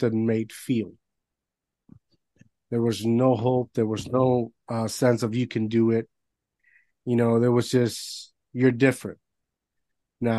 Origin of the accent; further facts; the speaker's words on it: Puerto Rico; I grew up in Puerto Rico